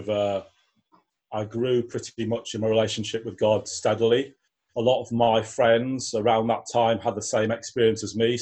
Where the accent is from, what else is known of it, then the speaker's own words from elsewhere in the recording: Newcastle upon Tyne, North East England, United Kingdom; moved away as an adult; now in York, United Kingdom; I live in York in the UK. I was born in Newcastle. I came to York and to go to university